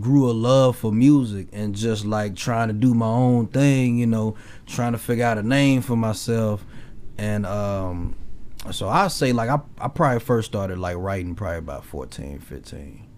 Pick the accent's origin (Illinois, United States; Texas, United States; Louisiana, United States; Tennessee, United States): Tennessee, United States; Memphis; also born or lived in Mississippi; now in Olathe, United States; so I'm originally from Memphis